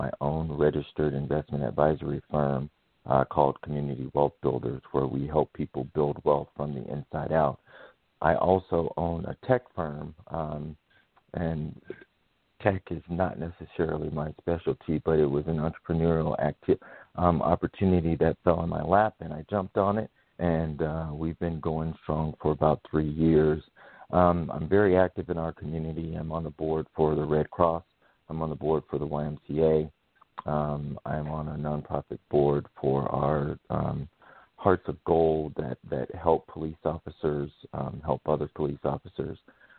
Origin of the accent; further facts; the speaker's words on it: Memphis, Tennessee, United States; also born or lived in Tucson, Arizona; now in Vail, United States; my background, I'm from Memphis, Tennessee.